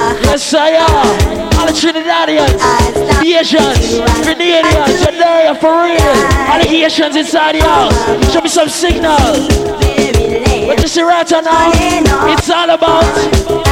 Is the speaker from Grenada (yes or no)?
yes; Grenada; Even though I'm not Jamaican, I'm Grenadian.